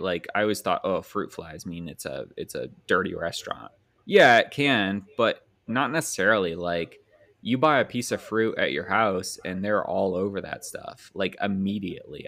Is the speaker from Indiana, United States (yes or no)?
yes; Indiana, United States; I'm from Indiana